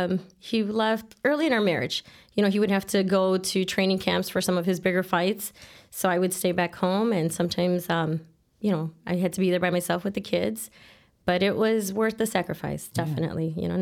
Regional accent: Chicago, Illinois, United States; Born and raised in Chicago, Logan Square neighborhood.

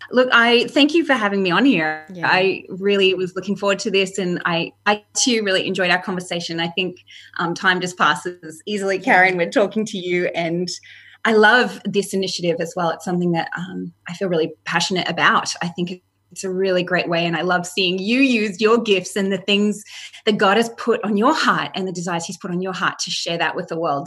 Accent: Australia; moved away as an adult; also born or lived in Canada; my husband and I moved from Canada and to live here in Australia

